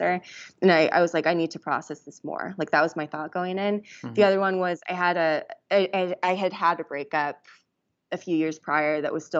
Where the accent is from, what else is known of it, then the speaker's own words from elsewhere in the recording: Washington, United States; I found a very small retreat center that was in my home state, in my state of Washington